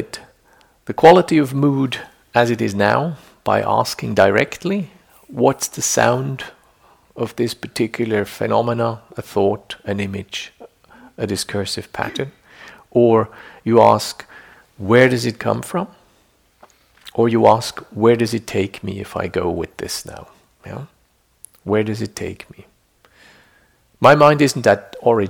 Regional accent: Switzerland; I grew up in Switzerland, so there's lots of little lakes

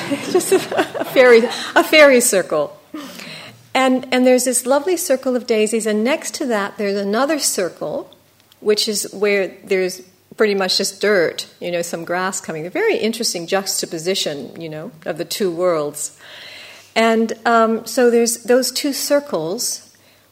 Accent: United States; being an American

